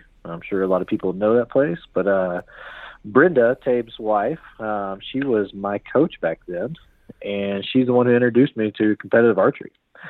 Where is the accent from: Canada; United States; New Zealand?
United States; Norman, Oklahoma; I am from Norman, Oklahoma, otherwise known as God's Country.